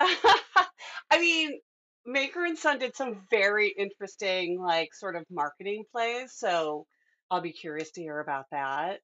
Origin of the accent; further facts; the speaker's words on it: Midwest, United States; I'm a Midwesterner too